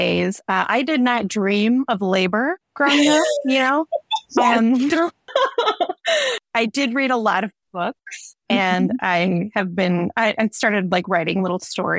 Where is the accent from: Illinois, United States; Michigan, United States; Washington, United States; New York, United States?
Michigan, United States; Kalamazoo; moved away as an adult; now in Detroit, United States; I grew up in and around Kalamazoo.